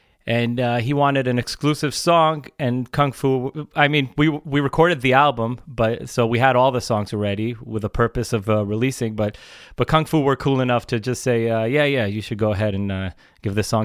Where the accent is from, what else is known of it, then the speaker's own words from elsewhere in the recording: Israel; we're from Israel